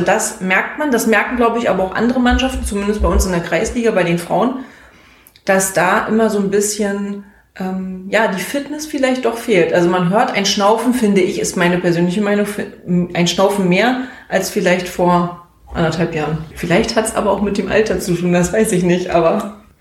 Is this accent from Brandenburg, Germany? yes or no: yes; Groß Köris, Brandenburg, Germany; Ich komme aus Großköris